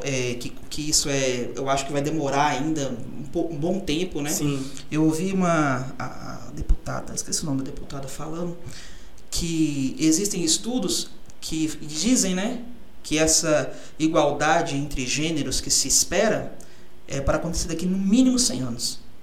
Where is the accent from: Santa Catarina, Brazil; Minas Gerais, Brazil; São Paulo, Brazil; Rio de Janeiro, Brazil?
São Paulo, Brazil; now in Pirapora, Brazil; Eu sou de São Paulo